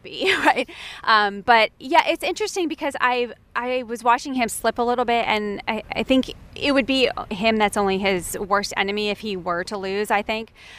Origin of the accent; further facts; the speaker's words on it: United States; being an American player